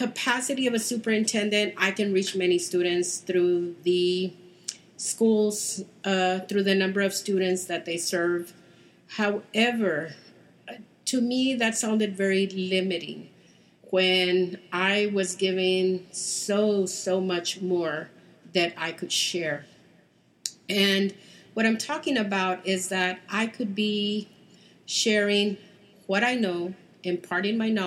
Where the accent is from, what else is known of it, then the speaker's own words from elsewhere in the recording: Houston, Texas, United States; I am from Texas, Houston